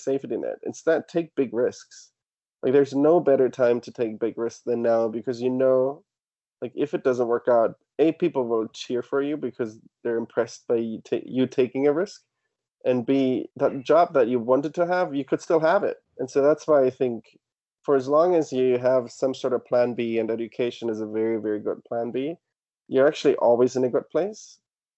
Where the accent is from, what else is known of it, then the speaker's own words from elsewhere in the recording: Germany; moved away; also born or lived in Australia; I studied abroad in Australia, but I grew up in Germany